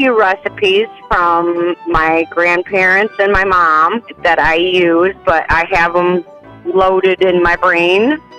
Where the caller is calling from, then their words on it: Watervliet, Michigan, United States; from Watervliet, and I am the smartest person awake.